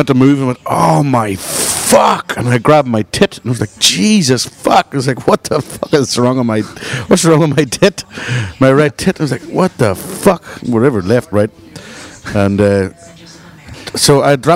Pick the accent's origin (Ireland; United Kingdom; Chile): Ireland; moved away as an adult; now in Chicago, United States